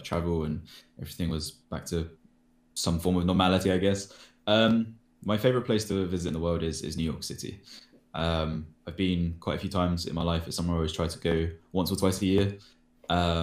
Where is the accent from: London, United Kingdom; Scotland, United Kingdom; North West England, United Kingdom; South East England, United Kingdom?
London, United Kingdom; I grew up in London